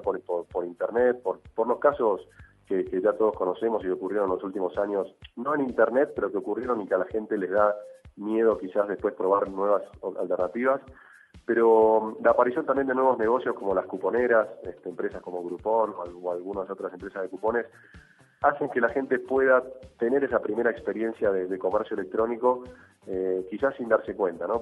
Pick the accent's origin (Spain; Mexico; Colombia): Colombia; somos los colombianos